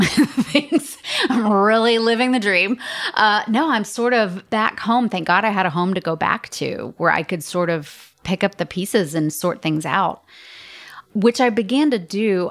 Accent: Atlanta, Georgia, United States; I was born and raised in Atlanta, Georgia

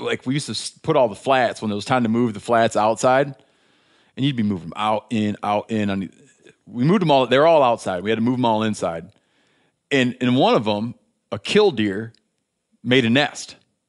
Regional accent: Michigan, United States; It identifies you as being from my home state of Michigan.

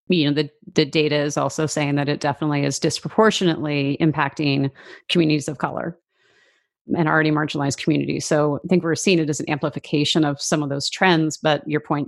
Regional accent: Vancouver, British Columbia, Canada; moved away; I'm originally from Vancouver, Canada

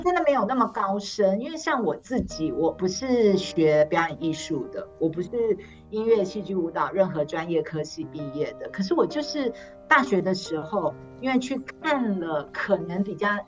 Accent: Taipei, Taiwan; moved away as an adult; now in Taichung, Taiwan; 虽然我跟总监我们都是台北人

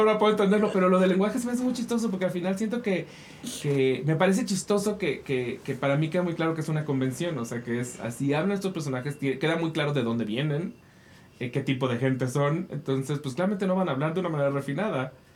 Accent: Mexico; nosotros como mexicanos

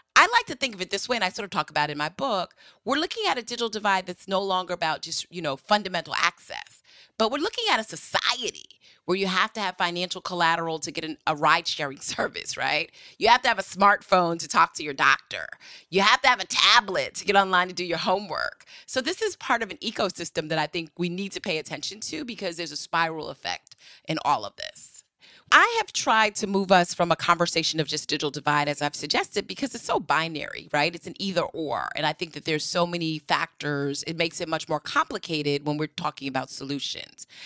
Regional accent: New Rochelle, New York, United States; I'm from New Rochelle, New York

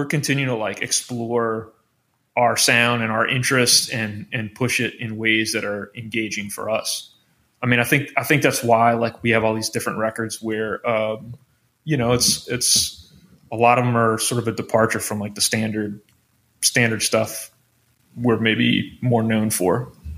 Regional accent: Metairie, Louisiana, United States; I'm from New Orleans. I'm from a suburb in New Orleans. I'm the only one not from Baton Rouge.

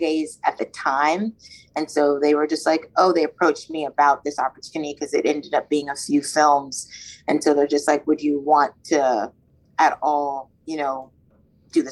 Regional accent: Maryland, United States; now in New York, United States; I'm from Maryland originally and have been in New York for a while now

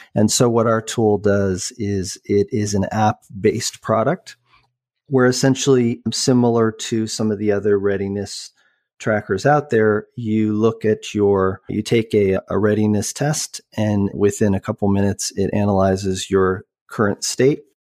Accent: Boulder, Colorado, United States; also born or lived in Vancouver; I grew up, although I was born in Vancouver, I grew up in, uh, Boulder, Colorado

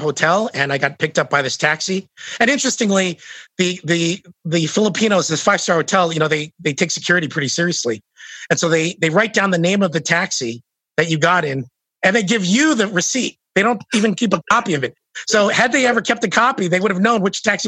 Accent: United States; I'm from the States

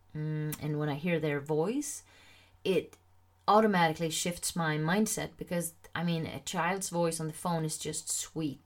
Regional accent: Sweden; first language Swedish; English is a second language

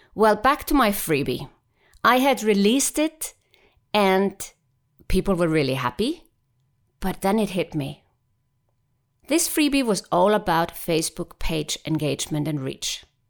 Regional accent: Iceland; now in Switzerland; I am from Iceland, and yes, I happen to live in Switzerland

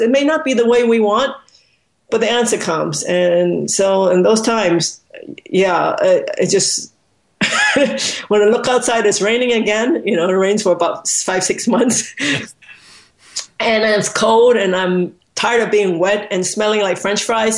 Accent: Hong Kong; I was born in Hong Kong

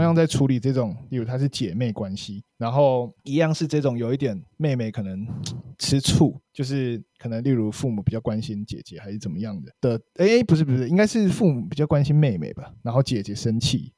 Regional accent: Kaohsiung, Taiwan; 然后感觉终于身为高雄人有被重视了

